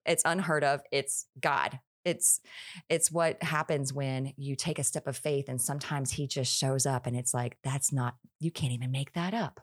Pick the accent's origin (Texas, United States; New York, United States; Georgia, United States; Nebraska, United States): Texas, United States; Houston; moved away as an adult; now in Florida, United States; I, I born and raised in Houston, Texas